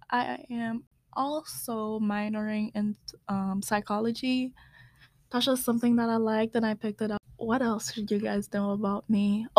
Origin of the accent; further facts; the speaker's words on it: Haiti; moved away as an adult; I'm gonna answer this one. I'm from Haiti. I moved here 5 years ago.